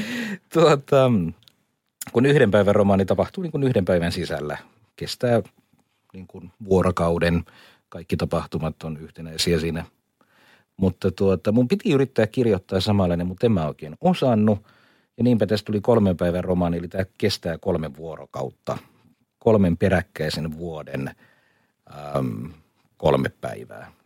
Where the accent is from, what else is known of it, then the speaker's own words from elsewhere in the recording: Kuusamo, North Ostrobothnia, Finland; moved away; also born or lived in Laitila; mä olen niin kun asunut mummolassani niin. Kuusamossa